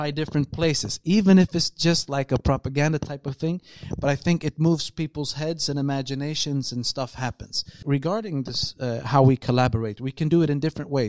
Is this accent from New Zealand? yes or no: no; Malmö, Skåne, Sweden; we are from Malmö and we're building this, whatever we're building, but now we are here to help these guys out.